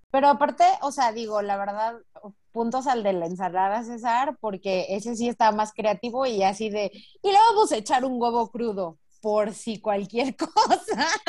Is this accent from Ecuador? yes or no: no; Mexico; also born or lived in Spain; yo soy de los de Sinaloa para abajo